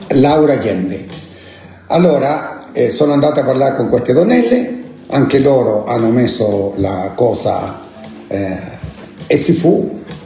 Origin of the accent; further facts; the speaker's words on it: La Serena, Coquimbo, Chile; now in Italy; Sono nato a La Serena. La Serena è una città del nord del Cile